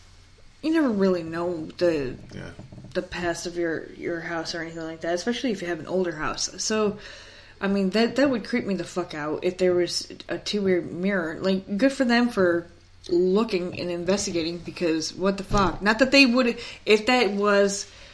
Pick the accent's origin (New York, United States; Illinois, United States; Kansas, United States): New York, United States; Schenectady; I'm from Schenectady.